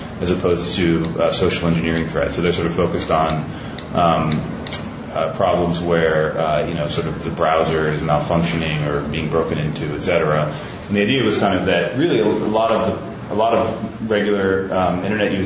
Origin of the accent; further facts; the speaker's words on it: Ohio, United States; moved away as an adult; now in New York City, United States; I grew up in Ohio, and I moved to New York to go to college, and I've been in New York for about 15 years now